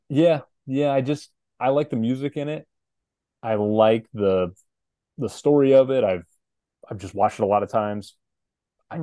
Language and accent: English; St. Louis, Missouri, United States; St. Louis here in my hometown